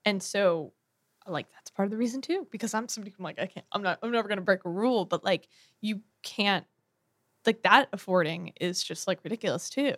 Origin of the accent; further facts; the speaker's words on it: Bronxville, New York, United States; our, uh, town, Bronxville, New York, is on the Metro North line